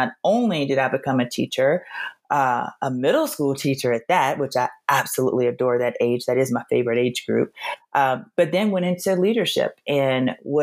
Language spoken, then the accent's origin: English; Louisiana, United States; moved away; also born or lived in Nashville / East Coast / Colorado; I'm originally from Louisiana